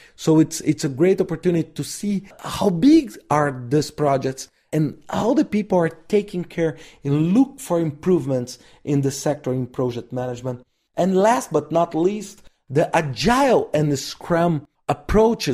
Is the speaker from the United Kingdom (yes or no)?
no; Brazil; I'm from Brazil